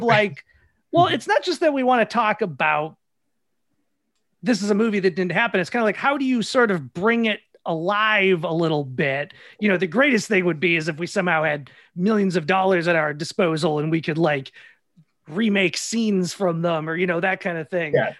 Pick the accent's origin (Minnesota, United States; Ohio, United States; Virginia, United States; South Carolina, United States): Minnesota, United States; I'm from Minnesota